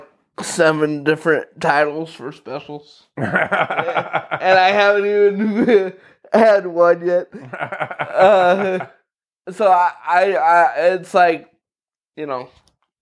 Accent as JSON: {"language": "English", "town": "Lakeville", "region": "Indiana", "country": "United States", "tie": "born or raised there", "also_born_or_lived": "Valparaiso, Indiana / Knox, Indiana"}